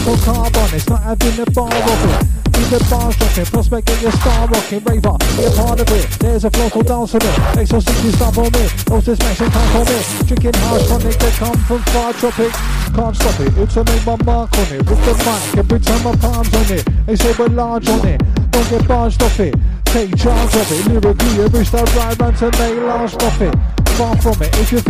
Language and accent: English; London, United Kingdom; We come from Bromley, London, South East